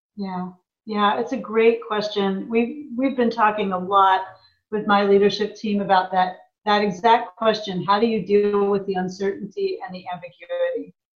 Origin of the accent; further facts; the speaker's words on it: a small town in Indiana, United States; moved away as an adult; also born or lived in Japan / Chicago; now in Portland, United States; I grew up in the Midwest in a small town in Indiana